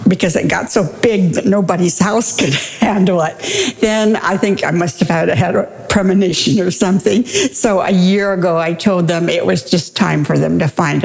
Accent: Tillamook, Oregon, United States; born or raised there

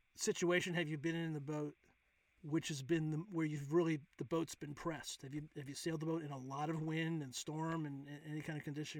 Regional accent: Rhode Island, United States; I was from Rhode Island.

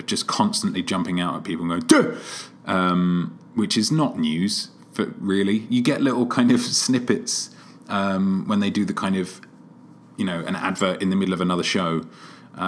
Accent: London, United Kingdom; moved away as an adult; now in Seattle, United States; maybe it's the Brit in me. Maybe it's because I'm a Londoner

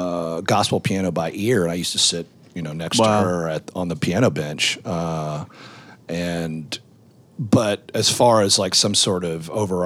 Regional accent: Memphis, Tennessee, United States; we're in Opera Memphis

